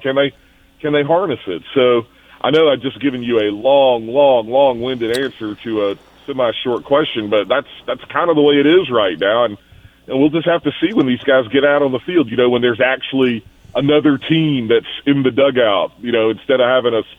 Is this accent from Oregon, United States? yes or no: no; Spartanburg, South Carolina, United States; I grew up in Spartanburg, South Carolina